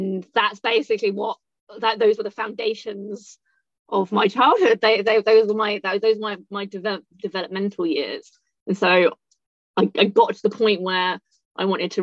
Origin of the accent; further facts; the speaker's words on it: United Kingdom; moved away as an adult; also born or lived in Thailand / Laos / Cambodia / Australia; now in London, United Kingdom; I was born just outside London. And then I moved to London when I was 18